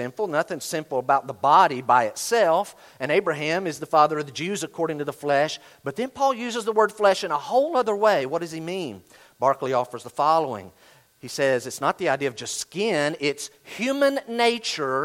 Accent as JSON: {"language": "English", "region": "Western North Carolina", "country": "United States", "tie": "born or raised there", "said": "I grew up in Western North Carolina."}